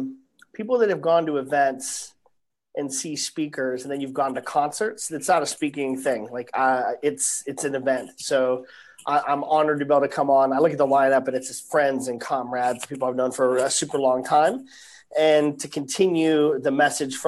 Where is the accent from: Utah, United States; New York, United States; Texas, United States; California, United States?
Utah, United States; Salt Lake City; I was born and raised in Salt Lake City, born in Salt Lake City, Utah.